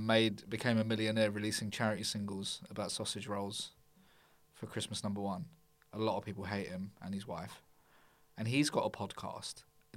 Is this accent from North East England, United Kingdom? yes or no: no; London, United Kingdom; I'm from East London.